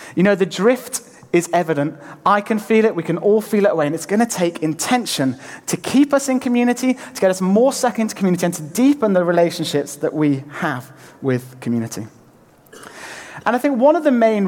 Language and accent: English; Lake District, North West England, United Kingdom; moved away; I'm from the Lake District originally